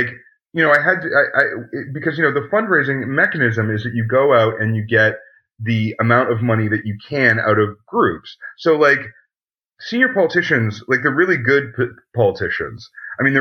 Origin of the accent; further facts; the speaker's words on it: Canada; I'm a Canadian